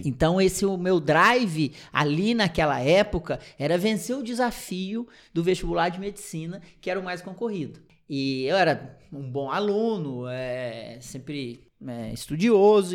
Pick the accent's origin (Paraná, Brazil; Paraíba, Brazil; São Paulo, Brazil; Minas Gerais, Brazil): Minas Gerais, Brazil; Piumhi; moved away; also born or lived in Votuporanga; Sou de uma cidadezinha do interior de Minas Gerais, de 30 mil habitantes, chamada Piuí. É bem pequenininha, mas uma cidade muito legal que eu tenho muito orgulho de ter nascido e cri sido criado lá.